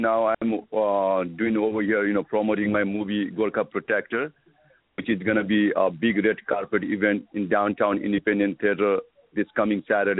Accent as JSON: {"language": "English", "country": "Nepal", "said": "I'm from Nepal"}